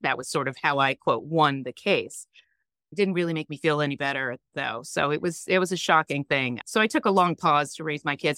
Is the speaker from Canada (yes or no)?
no; New York, United States; also born or lived in San Francisco / North Carolina; I'm originally from New York